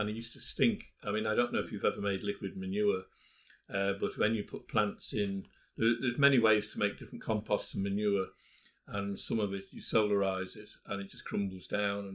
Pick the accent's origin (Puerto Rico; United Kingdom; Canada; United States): United Kingdom; Lydiate, North West England; also born or lived in Liverpool; now in Australia; I was actually born in Liverpool, because, you know, in those days everyone was born in hospital. So you can call me a Scouser